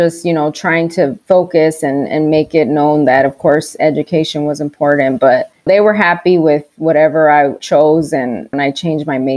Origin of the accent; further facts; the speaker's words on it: Dallas, Texas, United States; moved away as an adult; also born or lived in El Paso, Texas; now in Arizona, United States; I grew up in Dallas, but I was born in El Paso